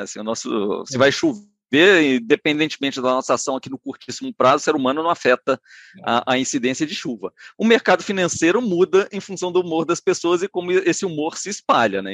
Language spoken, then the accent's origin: Portuguese; Minas Gerais, Brazil; also born or lived in Rio de Janeiro; eu me formei em economia na UFMG, eu sou, sou mineiro